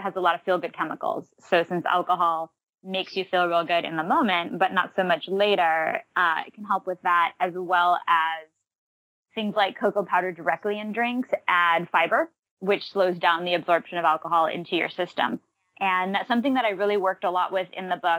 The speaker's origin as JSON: {"language": "English", "region": "Massachusetts", "country": "United States", "tie": "born or raised there", "moved": "yes", "said": "I grew up in Massachusetts"}